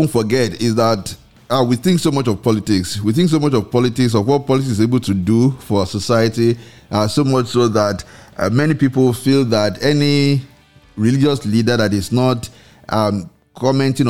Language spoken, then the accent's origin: English; Nigeria; in Nigeria, because you find that, well, because we are a religious nation